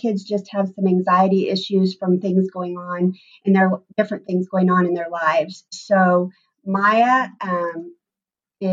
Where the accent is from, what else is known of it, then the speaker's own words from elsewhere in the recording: Columbus, Indiana, United States; I grew up in Columbus, Indiana